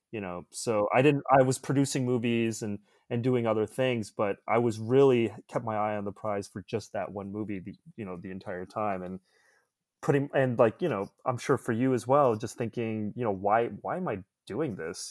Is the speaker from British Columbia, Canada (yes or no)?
no; Toronto, Ontario, Canada; also born or lived in Ottawa; I was born in Ottawa, and I grew up in the suburbs of Toronto